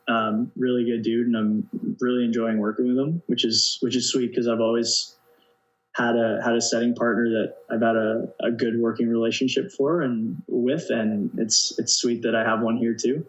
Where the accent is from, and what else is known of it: Canada; moved away as an adult; now in Denmark